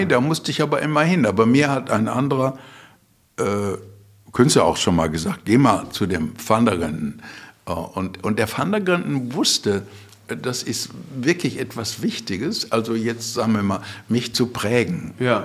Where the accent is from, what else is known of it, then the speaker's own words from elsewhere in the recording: Bottrop, North Rhine-Westphalia, Germany; moved away; also born or lived in Frankfurt; ich komme aus Bottrop